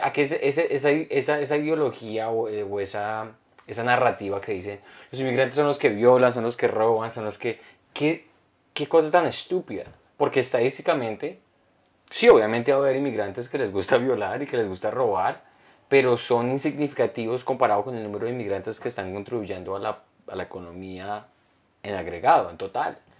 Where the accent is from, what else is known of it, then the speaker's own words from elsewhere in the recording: Colombia; now in United States; yo, de Colombia